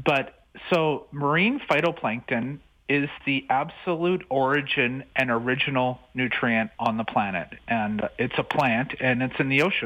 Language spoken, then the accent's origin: English; British Columbia, Canada; I'm originally from British Columbia